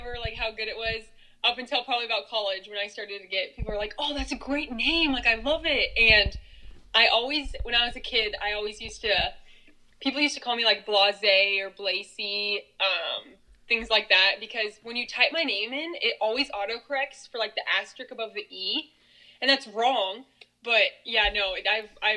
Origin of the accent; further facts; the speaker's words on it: Grand Island, Nebraska, United States; now in Omaha, United States; I grew up in Grand Island, Nebraska, probably about 2 hours west of Omaha.